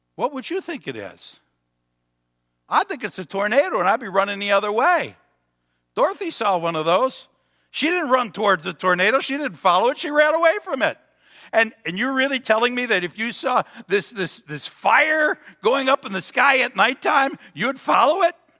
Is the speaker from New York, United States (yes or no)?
yes; Cheektowaga, New York, United States; now in Pendleton, United States; I was from Cheektowaga